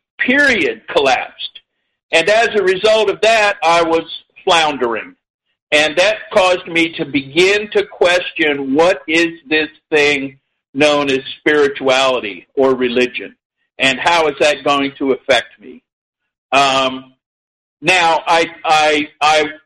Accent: Indiana, United States; I was born in 1952, and I was raised in Indiana

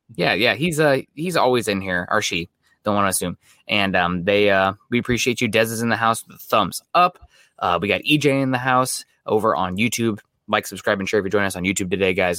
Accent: Midwest, United States; moved away; I'm from the Midwest

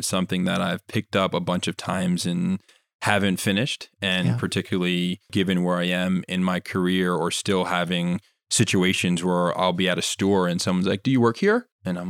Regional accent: Jamaica; But again, I'm Jamaican, and to know that Jamaica is a pretty small island

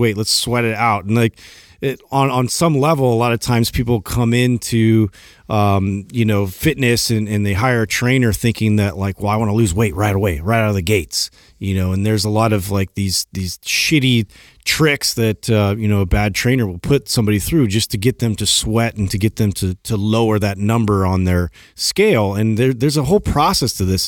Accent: Santa Cruz, California, United States; moved away; also born or lived in Chicago; I grew up in Santa Cruz

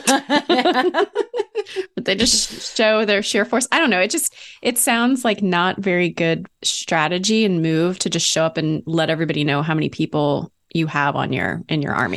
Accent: Ohio, United States; I was born in Ohio

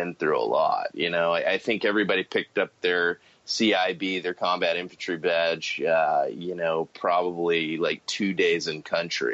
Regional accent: San Antonio, Texas, United States; I grew up in San Antonio, Texas, Military City, USA

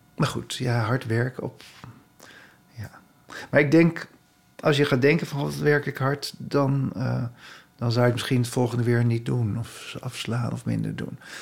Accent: Haarlem, North Holland, Netherlands; ik kwam uit Haarlem

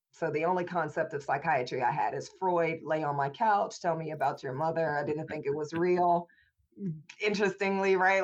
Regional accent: Indianapolis, Indiana, United States; I was born and raised in Indianapolis, Indiana in the early 80s

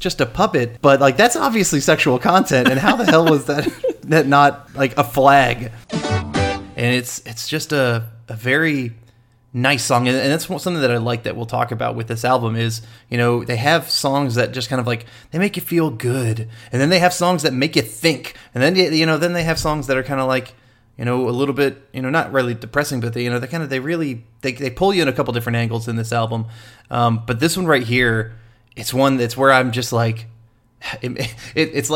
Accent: the South, United States; growing up in the South

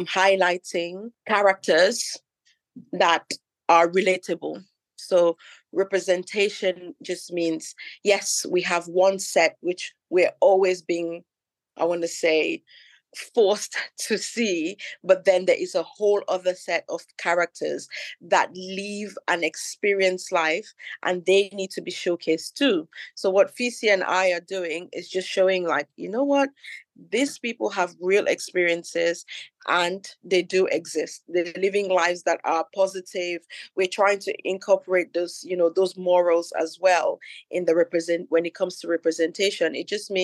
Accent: Cameroon; now in London, United Kingdom; I'm from Cameroon. I grew up there. So obviously I went to primary school in Cameroon. I went to secondary school in Cameroon as well.

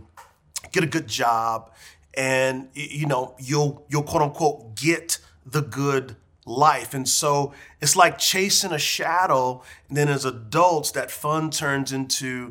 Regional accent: San Antonio, Texas, United States; When I was a little boy growing up in San Antonio, Texas

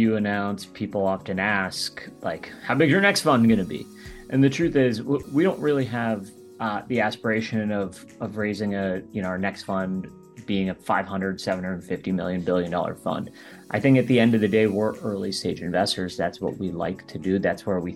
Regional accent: Baltimore, Maryland, United States; I grew up in the Baltimore, Maryland area, about 20 minutes outside Baltimore

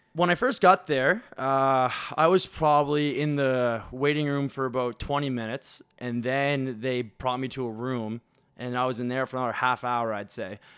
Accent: Williamswood, Nova Scotia, Canada; grew up in Williamswood, where Tanner grew up.

